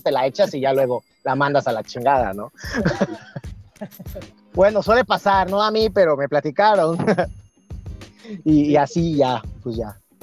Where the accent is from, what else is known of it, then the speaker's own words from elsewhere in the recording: Veracruz, Mexico; moved away as an adult; also born or lived in northern Mexico; Soy de Veracruz, un gustazo, pero ahorita me encuentro aquí por el norte